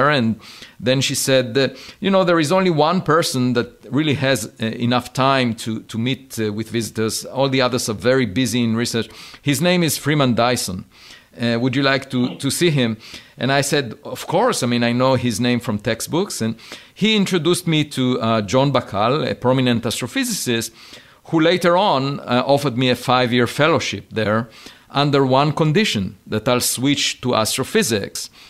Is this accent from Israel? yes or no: yes; Israel; Yeah, so I grew up on a farm. Uh, I used to collect eggs every afternoon, uh, and uh, on weekends I used to go to the hills of my village